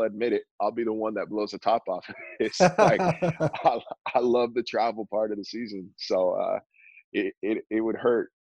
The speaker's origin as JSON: {"language": "English", "region": "Northern California", "country": "United States", "tie": "born or raised there", "also_born_or_lived": "Phoenix, Arizona", "moved": "as an adult", "said": "I grew up in Northern California"}